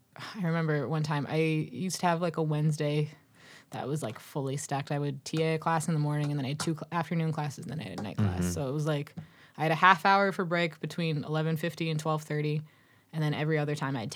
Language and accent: English; Massachusetts, United States; because I'm from Massachusetts. I would get my Dunkin' Donuts every morning with the wasteful styrofoam cup over it, because that's what you do when you live on the South Shore of Massachusetts.